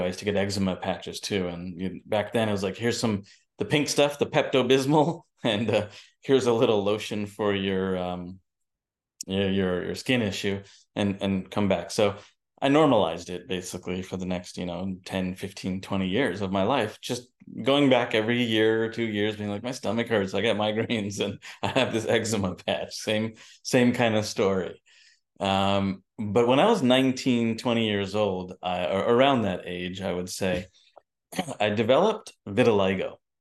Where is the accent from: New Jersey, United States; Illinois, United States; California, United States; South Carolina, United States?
New Jersey, United States; also born or lived in New York; I was born in New Jersey and born and raised in New York and New Jersey